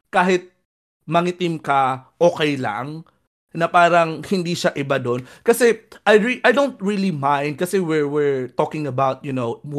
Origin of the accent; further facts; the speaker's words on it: Samar, Eastern Visayas, Philippines; moved away; pumunta din ako ng Samar, yung hometown ko